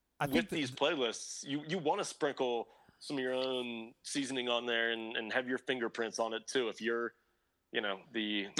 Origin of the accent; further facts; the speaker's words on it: Kentucky, United States; We're all from Kentucky.